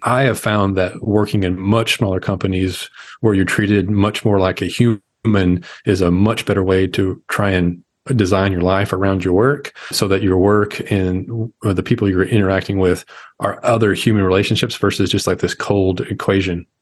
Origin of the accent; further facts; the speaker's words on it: Arkansas, United States; I'm the guy from Arkansas